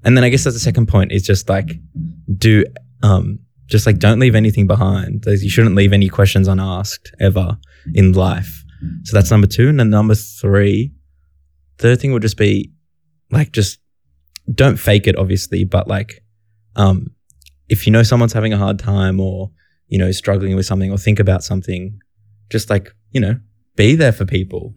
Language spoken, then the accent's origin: English; Sydney, New South Wales, Australia; I grew up in Canterbury Bankstown